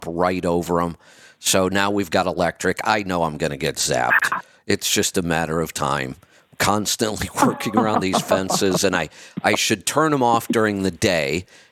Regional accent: Northeast Ohio, United States; moved away; I grew up in Northeast Ohio.

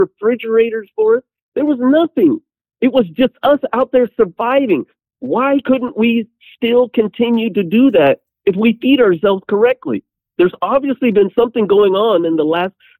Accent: Southwest Kansas, United States; I'm from Southwest Kansas

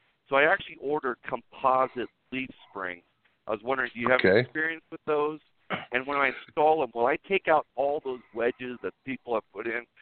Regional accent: San Diego, California, United States; now in Fontana, United States; I'm from San Diego, so I grew up and raised there, and I live in Fontana now

